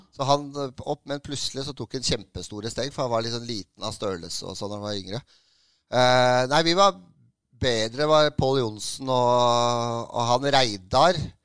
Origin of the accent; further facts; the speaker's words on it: Oslo, Norway; jeg er fra Romsås. Uh, så det er eh, fra en drabantby i Oslo